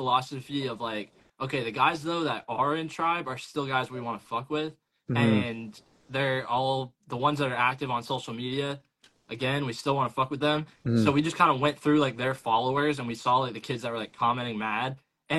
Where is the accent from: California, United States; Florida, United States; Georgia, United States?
Florida, United States; North; I grew up here in North Florida. I went to South Florida for 4 years